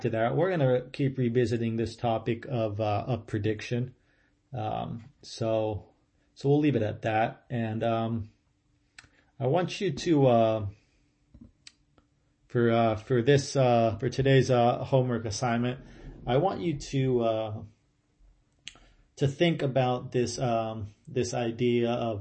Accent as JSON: {"language": "English", "region": "central Ohio", "country": "United States", "tie": "born or raised there", "moved": "yes", "said": "I grew up in Ohio, in central Ohio, and it rained a lot there"}